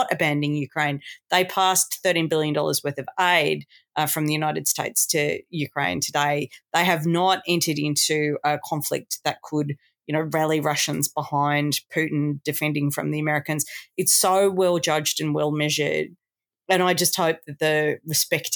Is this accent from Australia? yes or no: yes; Australia